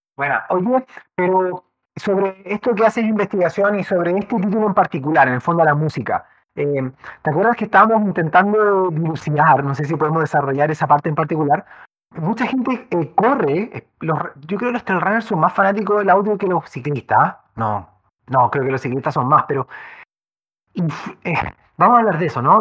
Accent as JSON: {"language": "Spanish", "country": "Chile", "said": "en, nuestro maravilloso país, tan vertical y con valles tan angostos"}